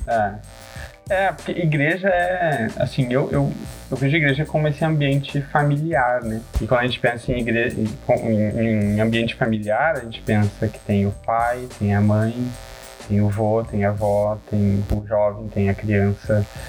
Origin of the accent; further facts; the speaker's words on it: Gravataí, Rio Grande do Sul, Brazil; só aqui da cidade de Gravataí, é uns 20 minutinhos de Porto Alegre